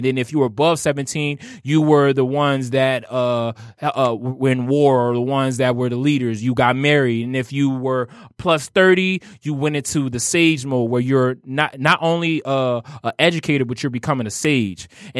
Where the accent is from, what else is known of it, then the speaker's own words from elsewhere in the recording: New Orleans, Louisiana, United States; I tell everybody not to dance because I'm from New Orleans.